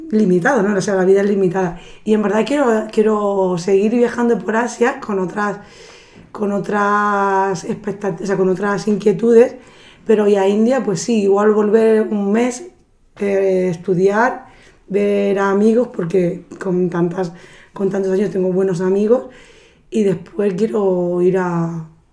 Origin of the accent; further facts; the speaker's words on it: Andalusia, Spain; yo como andaluza